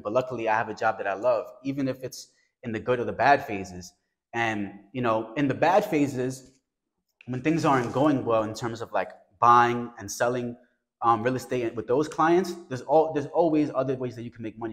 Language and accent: English; New York City, New York, United States; I come from the South Bronx.